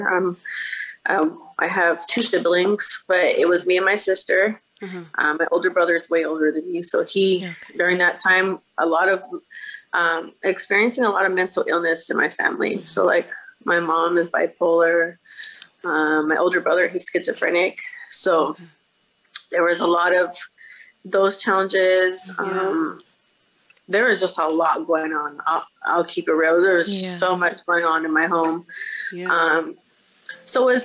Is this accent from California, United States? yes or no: yes; Bakersfield, California, United States; I was born and raised in Bakersfield, California, which is probably about 2 hours out from